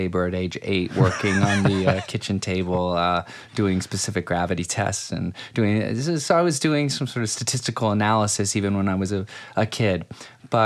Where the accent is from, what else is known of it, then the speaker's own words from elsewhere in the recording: Akron, Ohio, United States; moved away as an adult; now in New York, United States; I'm from Akron, Ohio.